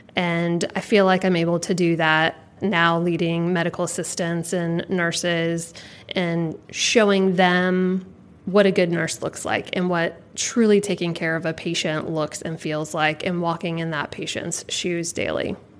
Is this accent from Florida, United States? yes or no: yes; Jacksonville, Florida, United States; I was born and raised here in Jacksonville, grew up right down the street